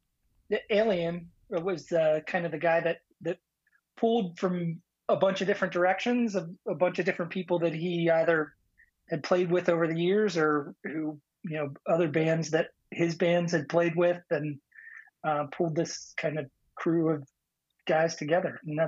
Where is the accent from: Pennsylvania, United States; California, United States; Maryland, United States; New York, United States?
Pennsylvania, United States; the rest of us are in fact PA boys.